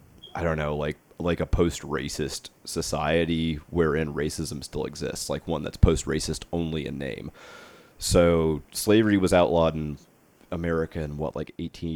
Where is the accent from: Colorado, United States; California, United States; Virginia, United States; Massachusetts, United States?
Virginia, United States; Alexandria; also born or lived in Greenville, South Carolina / Natchez, Mississippi; I grew up in, like Alexandria, Virginia, which is practically D.C. I was born in Greenville, South Carolina, but I spent a good deal of time in Natchez, Mississippi throughout the course of my like young life